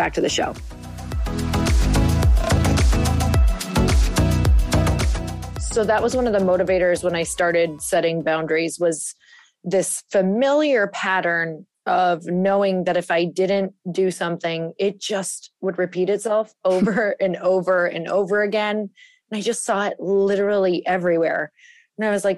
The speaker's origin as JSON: {"language": "English", "region": "Midwest", "country": "United States", "tie": "born or raised there", "said": "I was raised in the Midwest"}